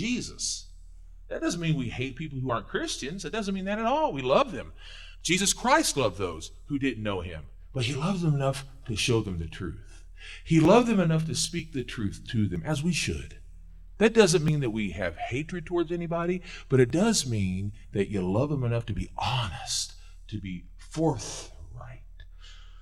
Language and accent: English; Missouri, United States; I was born in Missouri